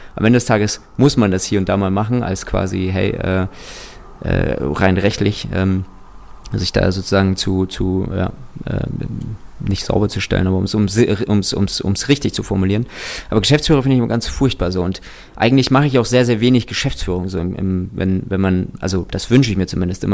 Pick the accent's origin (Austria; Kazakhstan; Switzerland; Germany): Kazakhstan; ich bin tatsächlich in Kasachstan geboren.